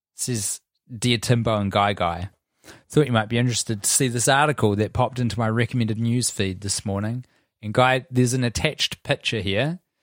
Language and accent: English; Christchurch, Canterbury, New Zealand; we grew up in Christchurch